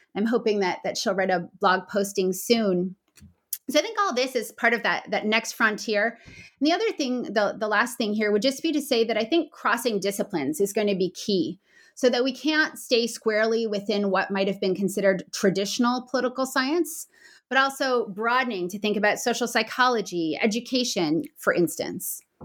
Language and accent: English; Canada; As a Canadian